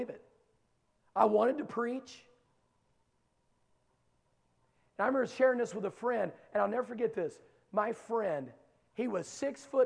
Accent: Dunbar, West Virginia, United States; moved away; I am from Dunbar, West Virginia. There are no gangs there, okay?

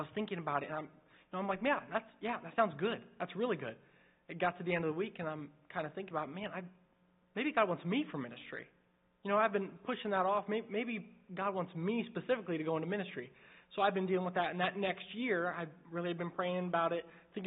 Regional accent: Indiana, United States; I grew up in Indiana

